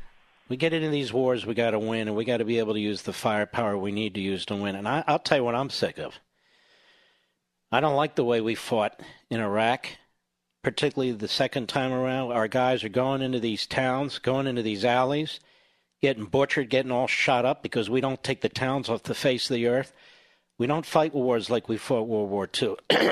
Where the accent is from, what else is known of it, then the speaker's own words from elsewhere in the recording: Cheltenham, Pennsylvania, United States; Okay, I grew up in Cheltenham, right next door.